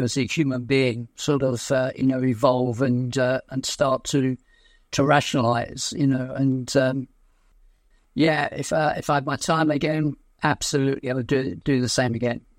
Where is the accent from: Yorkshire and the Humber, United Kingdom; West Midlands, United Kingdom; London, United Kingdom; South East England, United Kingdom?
London, United Kingdom; Blackheath; also born or lived in Aden, Yemen; In fact, I was born in Aden. We eventually settled down in Blackheath in London.